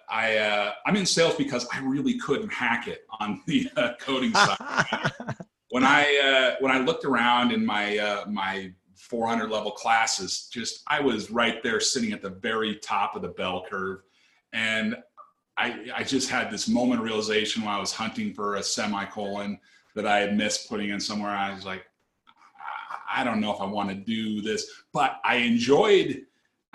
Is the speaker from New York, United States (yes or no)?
no; Seattle, Washington, United States; I grew up in the Northwest, grew up in the Seattle area